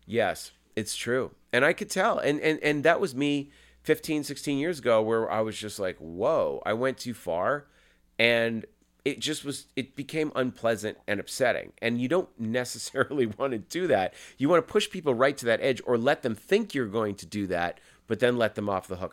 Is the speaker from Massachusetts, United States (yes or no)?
yes; Massachusetts, United States; my best friend, Jeff Rendell, we grew up in Massachusetts